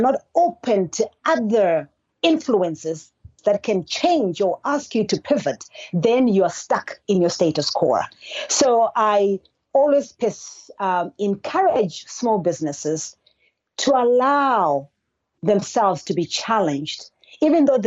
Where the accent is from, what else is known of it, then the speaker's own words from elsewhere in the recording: Zimbabwe; now in Georgia, United States; I was actually born and raised in Zimbabwe, a country in the southern part of Africa